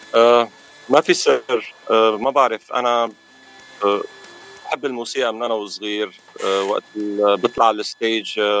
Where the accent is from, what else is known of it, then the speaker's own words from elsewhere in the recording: Aleppo, Aleppo Governorate, Syria; also born or lived in Lebanon; now in Los Angeles, United States; انا من حلب من سوريا